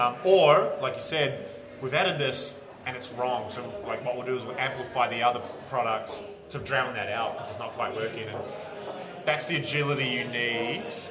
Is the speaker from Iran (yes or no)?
no; New Zealand; now in Australia; I'm a Kiwi